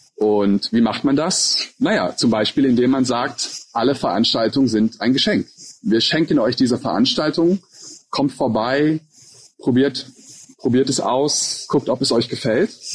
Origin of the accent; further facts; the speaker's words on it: Hesse, Germany; also born or lived in Turkey / Kuala Lumpur, Malaysia; in der Nähe von meiner Heimat in Hessen